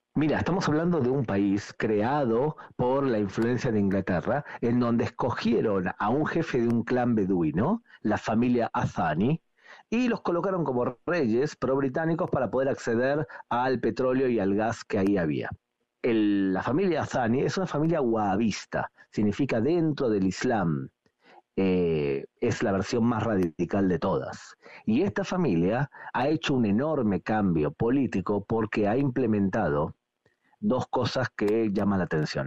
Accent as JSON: {"language": "Spanish", "country": "Argentina", "tie": "born or raised there", "moved": "yes", "said": "nací en Argentina"}